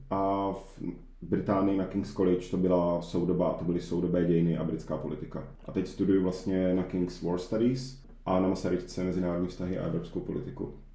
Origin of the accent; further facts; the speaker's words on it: Czechia; jsem Čech